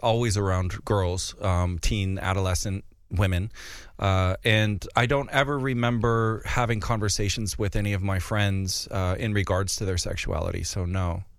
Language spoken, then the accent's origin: English; North Dakota, United States; now in London, United Kingdom; where I grew up in Far Gardner, North Dakota